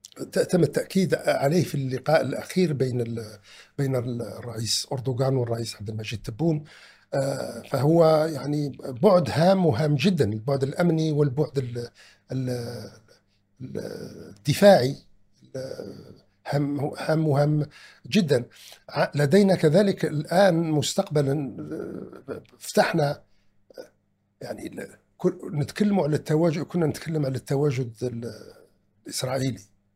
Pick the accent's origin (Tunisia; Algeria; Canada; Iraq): Algeria; أننا جنبنا كجزائريين